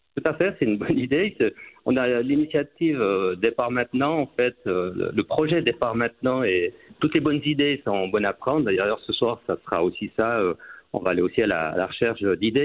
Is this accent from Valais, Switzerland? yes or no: yes; Port-Valais, Valais, Switzerland; now in Saint-Maurice, Switzerland; je suis passionné par mon village natal